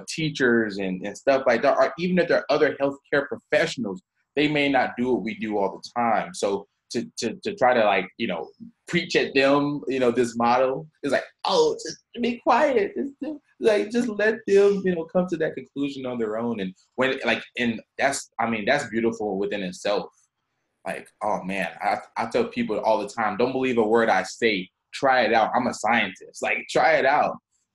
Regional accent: Southeast, United States; I'm kind of from the Southeast

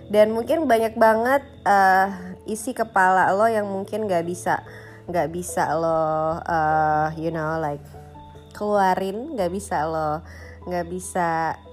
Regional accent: Bali, Indonesia; born there; So uh, gue lahir di Bali.

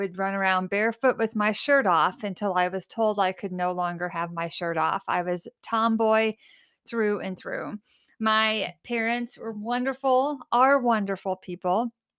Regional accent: Illinois, United States; also born or lived in Carbondale, Illinois; So I was born in Carbondale, Illinois, and raised in Southern Illinois.

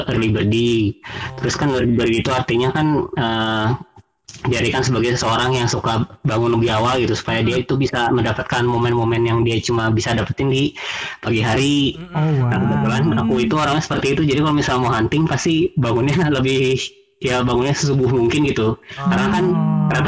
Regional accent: Bandung, West Java, Indonesia; Uh, saya asal dari Bandung.

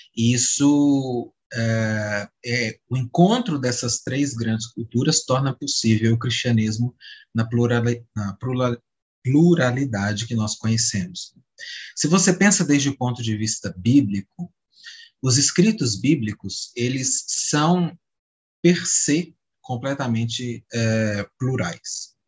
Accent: Minas Gerais, Brazil; sou de Minas

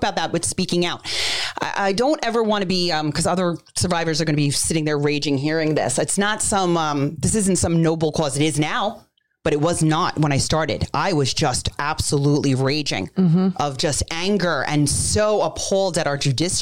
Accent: New York City, New York, United States; I was born on Staten Island

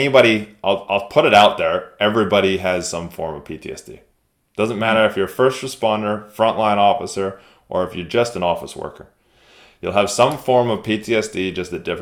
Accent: United States; moved away; I'm American at heart, even though I live here.

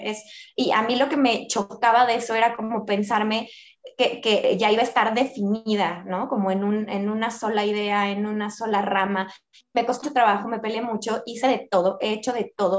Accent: Mexico; soy una mujer mexicana

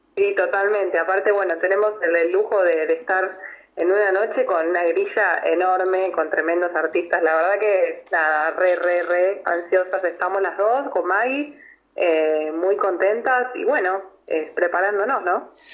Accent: Buenos Aires, Argentina; las dos somos de acá de Buenos Aires

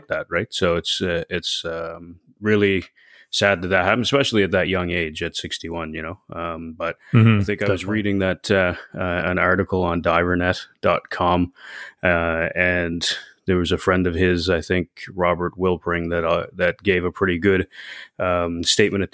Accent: Trinidad & Tobago; as a kid growing up in Trinidad who was very water oriented

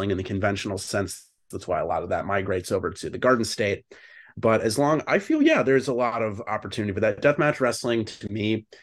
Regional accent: Merrick, New York, United States; my hometown, Merrick, Long Island, which is a lot of fun

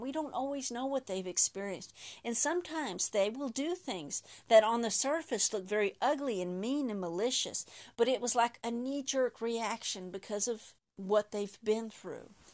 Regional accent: Texas, United States; first language English; I'm from Texas, deep in Texas, and English is my only language

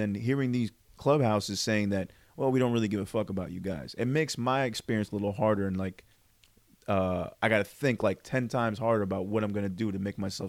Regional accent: Parsippany, New Jersey, United States

